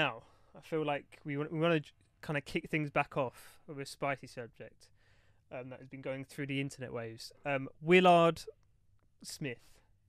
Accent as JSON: {"language": "English", "region": "London", "country": "United Kingdom", "said": "We are three friends from East London."}